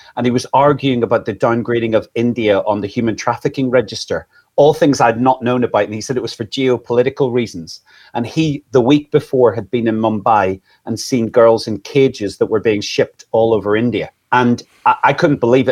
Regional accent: Northern Ireland, United Kingdom; now in England, United Kingdom; I'm originally from Northern Ireland.

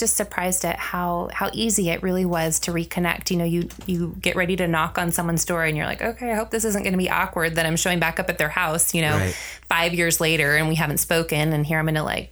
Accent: Seattle, Washington, United States; I'm from Seattle

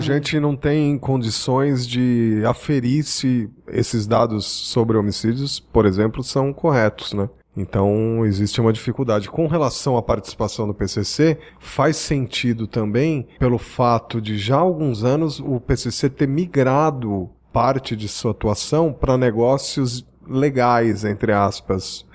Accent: Rio Grande do Sul, Brazil; now in São Paulo, Brazil; sou gaúcho também

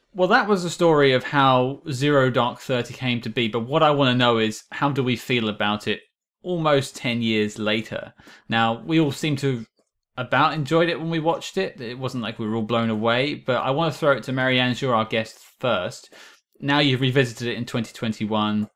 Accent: United Kingdom; I'm British.

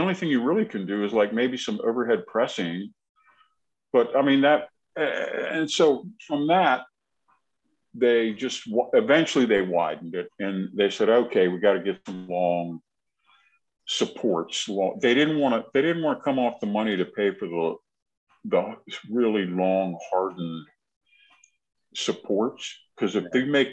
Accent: Glenmont, Maryland, United States; I grew up in Glenmont, right down the road from George Avenue

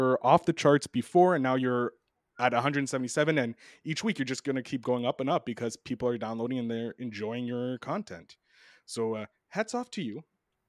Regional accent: Canada; I'm sneaky. I'm Canadian. Like that's what we do.

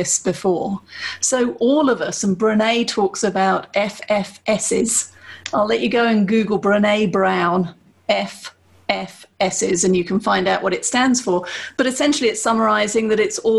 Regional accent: United Kingdom; I'm British

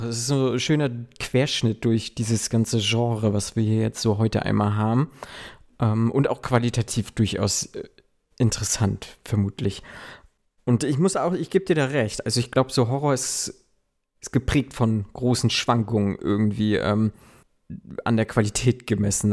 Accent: Germany; so wie ich, äh, aus so kleinen ländlichen Regionen kommt

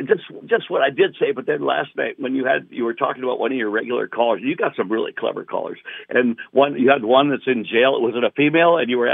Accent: Chicago, Illinois, United States; My brother and I grew up on the North Shore of Chicago.

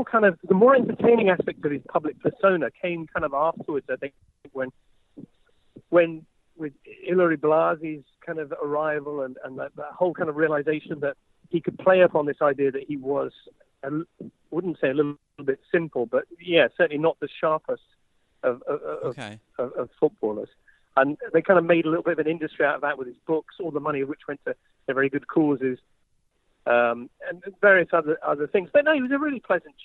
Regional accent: England, United Kingdom; I'm English.

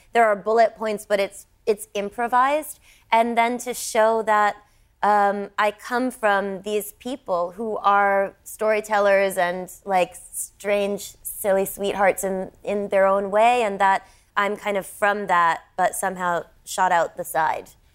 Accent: United States; me as an American

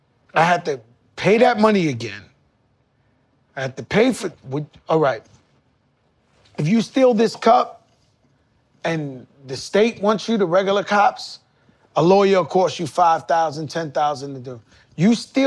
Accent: Bronx, New York, United States; born there; I come from Bronx, Lebanon Hospital. I grew up dead broke, poor.

